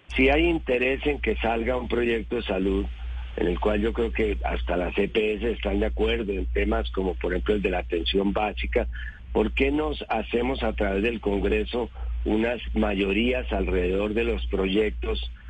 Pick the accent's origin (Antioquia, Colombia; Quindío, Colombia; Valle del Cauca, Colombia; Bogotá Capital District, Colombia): Bogotá Capital District, Colombia; Bogotá; como bogotano